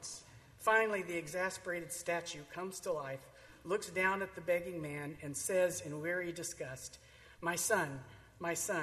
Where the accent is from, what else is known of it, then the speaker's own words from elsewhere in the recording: Tyler, Texas, United States; I grew up in Tyler, Texas, and was raised in the Southern Baptist Church.